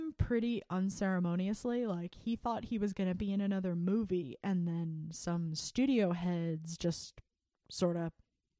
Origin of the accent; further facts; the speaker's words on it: United States; Because I'm American